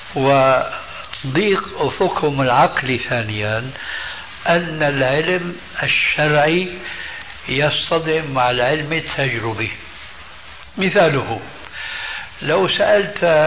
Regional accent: Damascus, Damascus Governorate, Syria; moved away; عندنا في دمشق

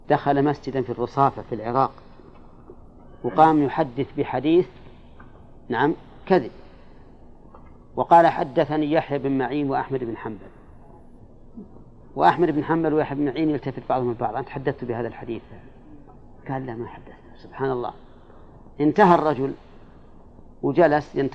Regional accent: Yemen; عندنا في اليمن يدعونهم من أهل البيت ويأخذون الزكاة ويحاربون

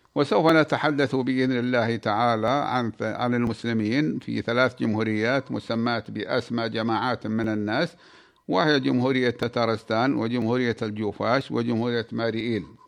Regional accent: Saudi Arabia; بلادنا المملكة العربية السعودية

